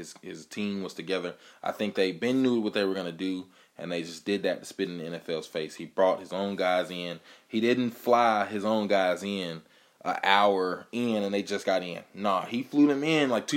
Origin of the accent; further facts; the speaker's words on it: Atlanta, Georgia, United States; I grew up in Atlanta.